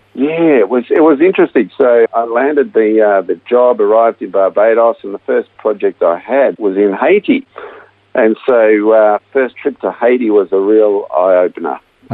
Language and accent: English; Melbourne, Victoria, Australia; I was born right here in Melbourne and uh, raised in a, in a Christian family to Dutch migrant parents